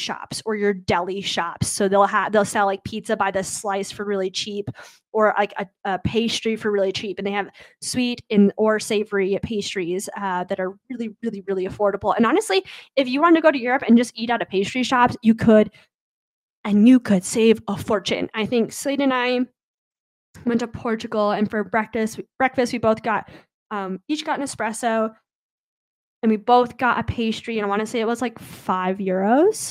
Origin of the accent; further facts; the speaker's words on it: Midwest, United States; I'm from the Midwest